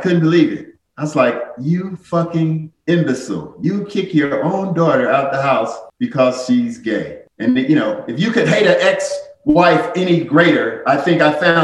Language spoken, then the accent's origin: English; St. Louis, Missouri, United States; my hometown of St. Louis.